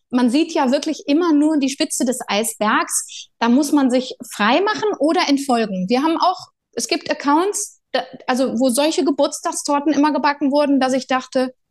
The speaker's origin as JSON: {"language": "German", "region": "Berlin", "country": "Germany", "tie": "born there", "also_born_or_lived": "near Cologne", "said": "ich bin in Berlin geboren, meine Kinder auch, aber mein Herz schlägt für Köln. Meine Eltern sind beide Kölner. Ich habe immer, also mein halbes Leben in der Nähe von Köln verbracht, in der Großfamilie auf dem Land"}